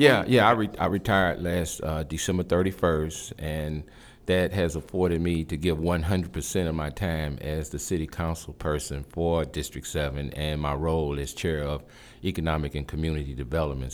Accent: St. Louis, Missouri, United States; moved away as an adult; also born or lived in Nashville, Tennessee; now in Chattanooga, United States; I was born and raised in Saint Louis, Missouri.

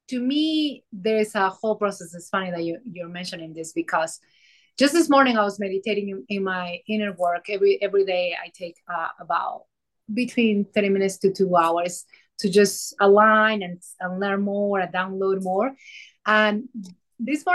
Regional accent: Peru; now in Colorado, United States; I am from Colorado. Nowadays I'm Coloradian, but I grew up in Peru. So you're going to hear an accent.

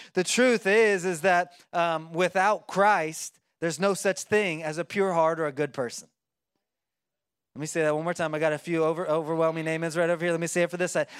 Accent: Oklahoma, United States; I like to eat corn on the cob 'cause I'm from Oklahoma and we do that sometimes

